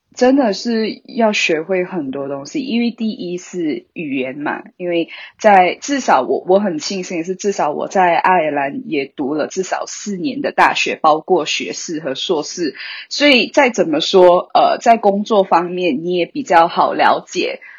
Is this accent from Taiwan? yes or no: no; Malaysia; now in Ireland; 我本身是马来西亚人，你应该可以听得出我的口音